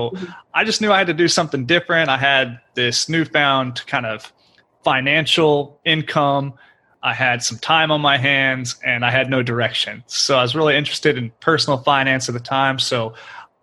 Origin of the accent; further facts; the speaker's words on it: Oklahoma, United States; moved away as an adult; now in Houston, United States; I was born and raised in Oklahoma, grew up there, went to school there